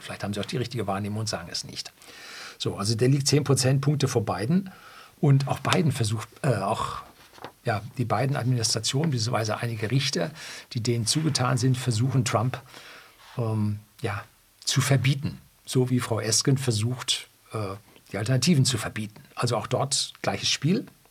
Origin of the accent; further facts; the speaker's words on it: Bavaria, Germany; also born or lived in Seeshaupt; In Bayern sind wir die einstellige SPD schon lange äh, gewöhnt